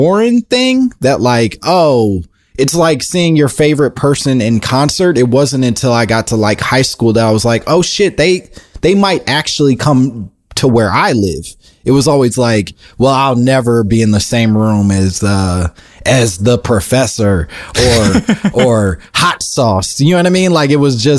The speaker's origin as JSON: {"language": "English", "town": "Oak Park", "region": "Illinois", "country": "United States", "tie": "born or raised there", "said": "I grew up in Oak Park outside of Chicago"}